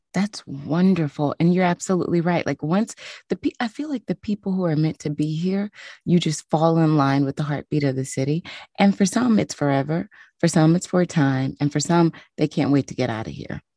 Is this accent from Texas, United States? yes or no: no; Tennessee, United States; moved away; also born or lived in New York; I'm from Tennessee, so cold to me is New York